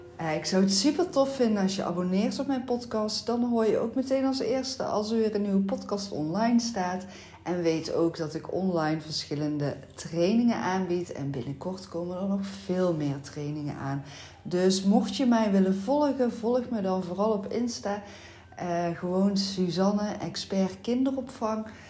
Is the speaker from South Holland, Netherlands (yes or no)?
no; North Brabant, Netherlands; accent: Brabantse tongval; hoor je mijn Brabantse tongval